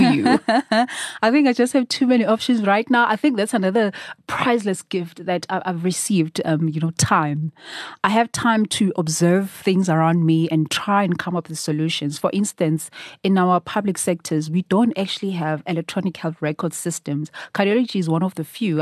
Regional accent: Durban, KwaZulu-Natal, South Africa; moved away as an adult; now in Johannesburg, South Africa; I was born and raised in Durban.

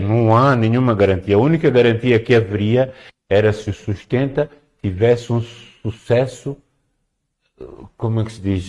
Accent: Cabo Delgado, Mozambique; eu sou de Cabo Delgado

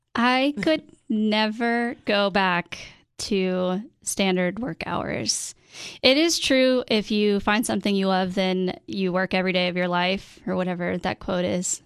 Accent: Cookeville, Tennessee, United States; also born or lived in Nashville, Tennessee / Washington, D.C.; come back to my hometown

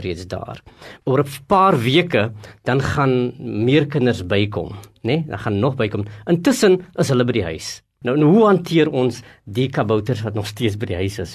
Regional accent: South Africa

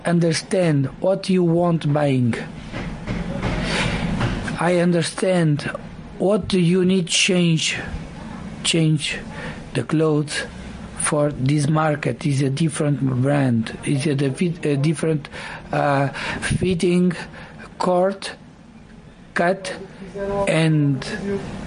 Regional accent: Portugal; English is a second language; moved away as an adult; also born or lived in Malawi; now in Angola; I'm born in Malawi. I grew up in Portugal

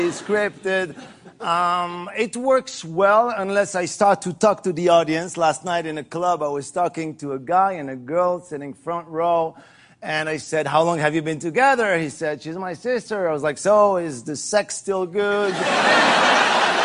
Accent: France; English is a second language; I'm from France.

